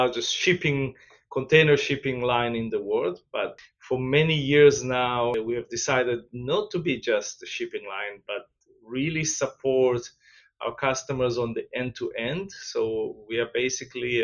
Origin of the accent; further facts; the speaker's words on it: Israel; moved away as an adult; also born or lived in Asia / Latin America; now in New Jersey, United States; I'm from originally from Israel, where I grew